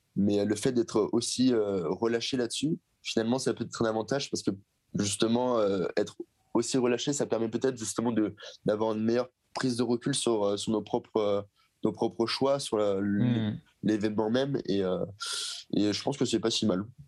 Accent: Seine-et-Marne, Île-de-France, France; je suis originaire de Seine-et-Marne, dans le 77

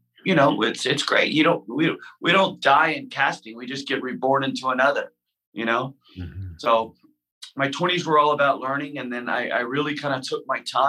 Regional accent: Houston, Texas, United States; I come from Houston, Texas, right? So it wasn't necessarily an environment of like, you know, follow your creative passions.

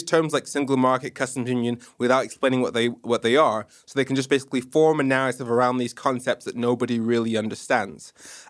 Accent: Nigeria; accent: messed up; Nigerian. I watched way too much American TV, primarily Kenan and Kel and Fresh Prince of Bel-Air, hence my messed up accent.

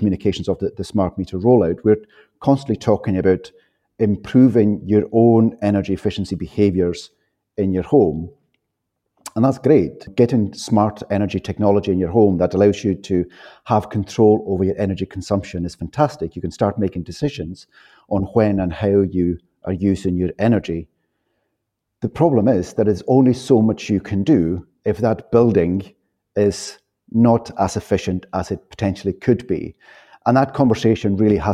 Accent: Outer Hebrides, Scotland, United Kingdom; moved away; I was brought up on the Outer Hebrides in a thick stone wall croft house

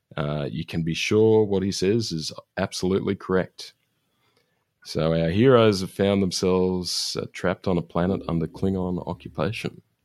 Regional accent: Australia

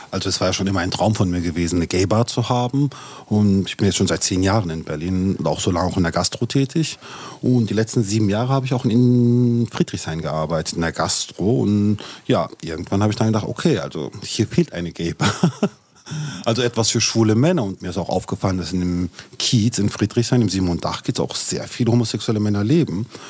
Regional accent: Turkey; ich bin Türke

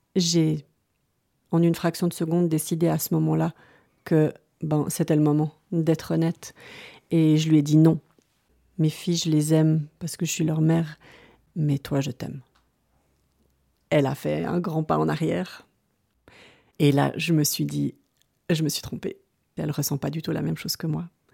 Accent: Lausanne, Vaud, Switzerland; moved away as an adult; also born or lived in a small village at the foot of the Jura; je suis originaire de Lausanne, où j'ai vécu toute mon enfance et adolescence

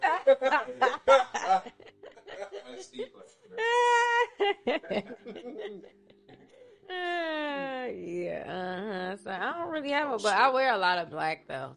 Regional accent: Chicago, Illinois, United States; I'm from Chicago

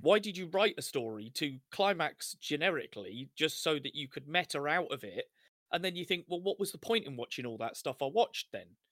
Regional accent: United Kingdom; we're, we're British, white British

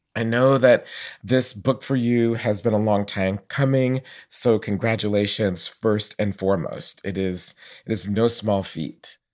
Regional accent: Atlanta, Georgia, United States; I knew Black Catholics growing up in Atlanta

